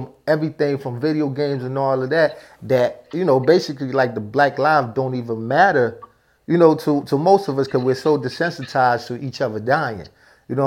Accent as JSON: {"language": "English", "town": "New York City", "region": "New York", "country": "United States", "tie": "born or raised there", "also_born_or_lived": "New Jersey / Newark, New Jersey", "accent": "up north", "said": "I grew up in Brooklyn and in Jersey"}